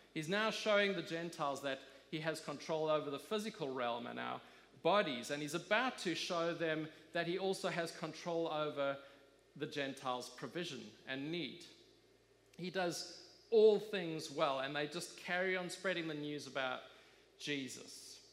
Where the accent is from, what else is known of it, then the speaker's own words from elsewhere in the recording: South Africa; I grew up in South Africa